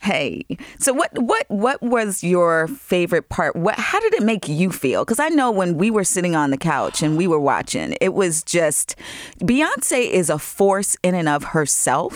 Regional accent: Long Island, New York, United States; I grew up in Long Island.

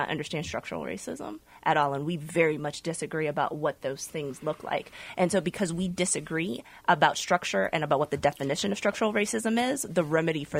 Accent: Virginia, United States; I grew up in Virginia

